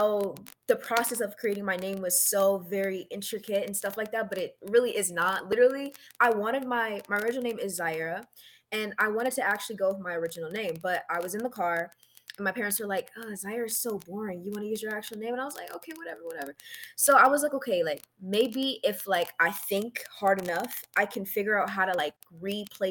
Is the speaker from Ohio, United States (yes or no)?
yes; Toledo, Ohio, United States; also born or lived in Virginia; now in California, United States; from Ohio, Toledo, Ohio. I grew up there for like my whole life